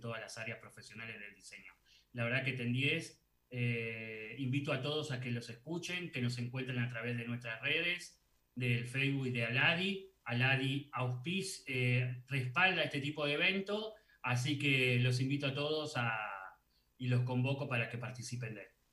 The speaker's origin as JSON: {"language": "Spanish", "region": "Salta", "country": "Argentina", "said": "como buen salteño"}